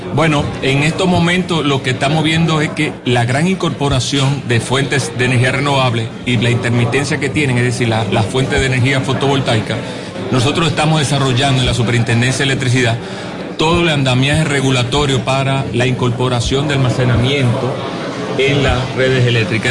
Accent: Dominican Republic; en nuestro país, República Dominicana

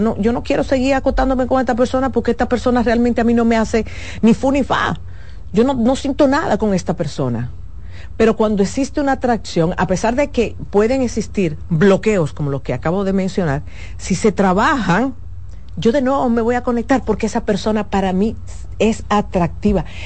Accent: Dominican Republic; como los dominicanos entendemos

